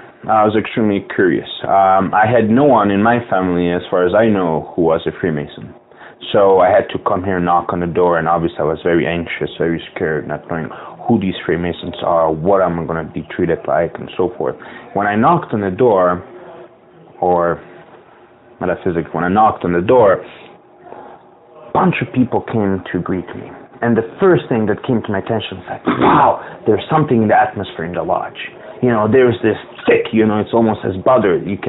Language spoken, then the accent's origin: English; Bosnia & Herzegovina; also born or lived in West Europe; now in United States; Well, one thing that really got to my liking is, now, I grew up throughout West Europe. I'm originally from Bosnia. And unfortunately, due to the war, I was ethnically cleansed.